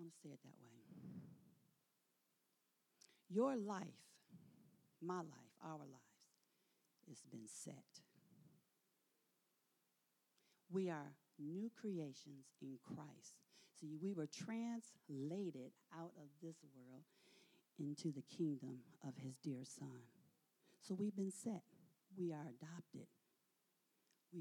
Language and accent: English; Michigan, United States; moved away; I'm from Michigan.